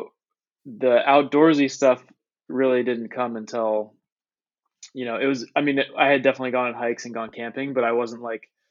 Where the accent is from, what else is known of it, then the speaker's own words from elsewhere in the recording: Fairfax, Virginia, United States; moved away as an adult; also born or lived in Colorado / Washington, District of Columbia, United States / Thailand; I grew up in the suburbs in Fairfax, Virginia